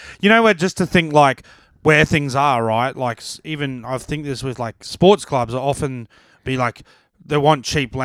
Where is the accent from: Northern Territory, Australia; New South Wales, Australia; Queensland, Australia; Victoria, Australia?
Queensland, Australia; Brisbane; I'm from Brizzy